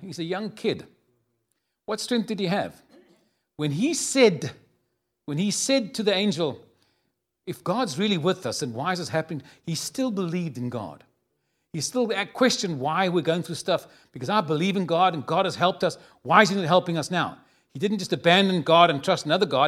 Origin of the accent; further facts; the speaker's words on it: Cape Town, Western Cape, South Africa; moved away as an adult; now in San Antonio, United States; I was born in a city called Cape Town